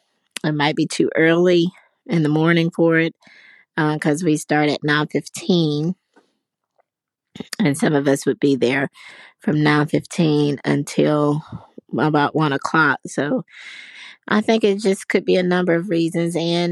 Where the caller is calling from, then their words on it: Pinson, Alabama, United States; I'm calling from Pinson, Alabama.